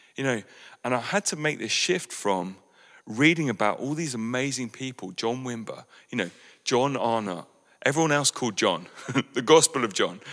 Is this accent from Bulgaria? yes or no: no; West Sussex, South East England, United Kingdom; what is cultural to us as British West Sussex people